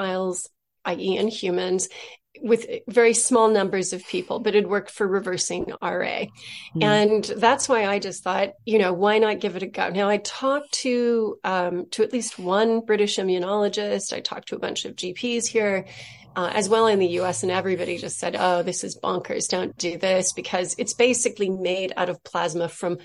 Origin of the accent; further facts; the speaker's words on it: Southern California, United States; I'm from California, from Southern California